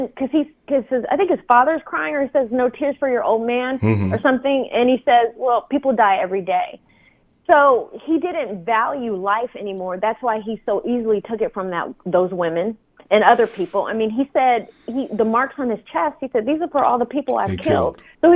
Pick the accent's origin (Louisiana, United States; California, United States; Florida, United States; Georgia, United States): California, United States; Oakland; I'm from the Bay. So I'm from those hard, mean streets of Oakland